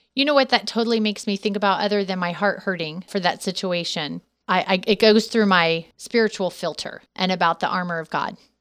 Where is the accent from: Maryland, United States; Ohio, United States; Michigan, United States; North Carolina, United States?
Ohio, United States; moved away as an adult; also born or lived in San Diego, California; we moved from California here, uh, back home to Ohio